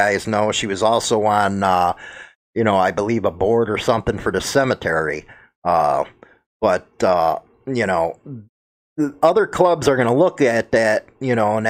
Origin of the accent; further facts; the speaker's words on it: Chicago, Illinois, United States; I'm from Chicago